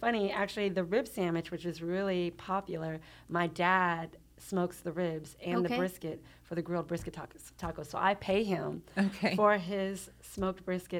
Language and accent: English; League City, Texas, United States; I am from here.